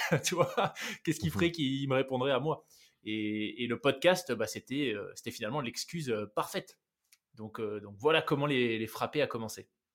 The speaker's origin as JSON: {"language": "French", "country": "New Caledonia", "tie": "born or raised there", "also_born_or_lived": "France / Switzerland", "moved": "yes", "said": "j'ai grandi en Nouvelle-Calédonie"}